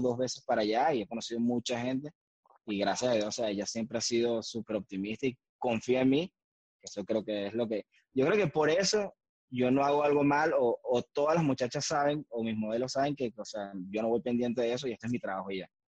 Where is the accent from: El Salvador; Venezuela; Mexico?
Venezuela; Valencia, Carabobo; now in Montreal, Canada; vengo de Valencia, Venezuela